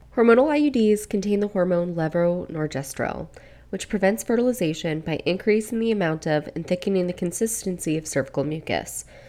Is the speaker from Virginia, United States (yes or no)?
yes; Virginia, United States; my home state of Virginia